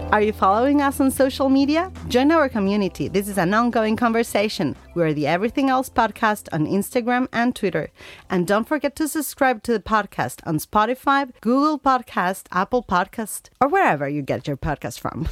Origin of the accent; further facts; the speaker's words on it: Uruguay; We come from Uruguay, this small country in Latin America